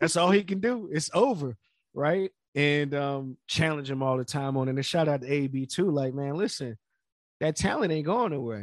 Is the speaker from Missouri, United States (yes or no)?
no; Florida, United States; I'm from Florida